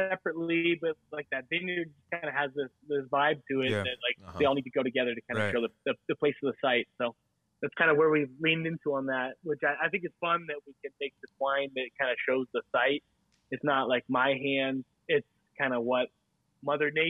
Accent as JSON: {"language": "English", "region": "Northern California", "country": "United States", "tie": "born or raised there", "moved": "as an adult", "lives_now": "Fennville, United States", "said": "I grew up in Northern California, like close to Napa, close to Sonoma"}